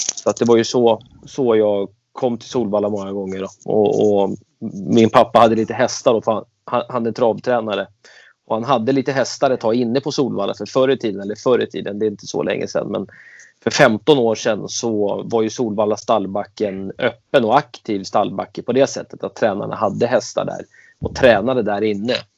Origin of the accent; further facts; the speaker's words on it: Stockholm, Stockholm County, Sweden; moved away as an adult; now in Falkenberg, Sweden; jag växte upp i eh, Kista, Akalla och det är eh, i Stockholm, utanför Stockholm